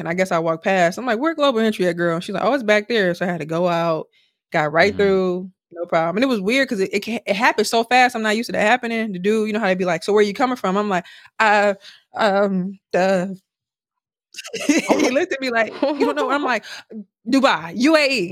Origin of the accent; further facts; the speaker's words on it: Milwaukee, Wisconsin, United States; now in Houston, United States; from Milwaukee